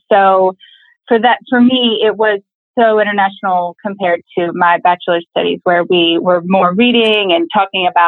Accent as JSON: {"language": "English", "town": "Chapel Hill", "region": "North Carolina", "country": "United States", "moved": "as an adult", "lives_now": "Sweden", "said": "I'm from Chapel Hill, North Carolina"}